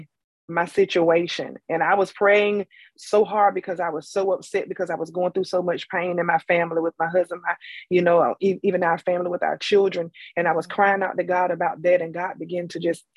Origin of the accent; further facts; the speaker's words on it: Tarboro, North Carolina, United States; I am from Tarboro, North Carolina, T-Town